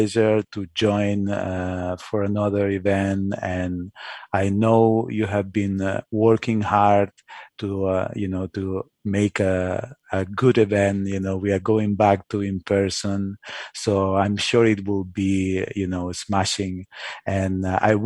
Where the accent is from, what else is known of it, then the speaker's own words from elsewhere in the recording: Spain; I'm from Spain, so I'm used to, you know, Spanish ways